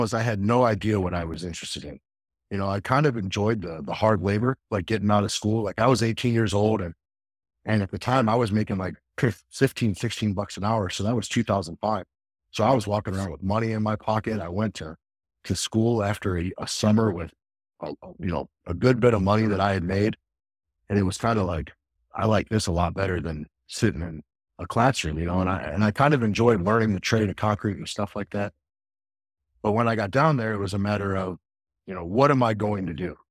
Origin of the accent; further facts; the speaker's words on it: Akron, Ohio, United States; I grew up in Akron, Ohio.